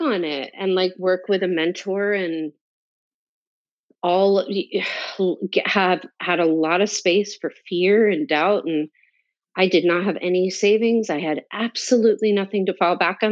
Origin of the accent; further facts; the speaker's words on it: North New Jersey, United States; moved away as an adult; also born or lived in New York City; I'm from New Jersey. I'm from North New Jersey, about 20 minutes outside of Manhattan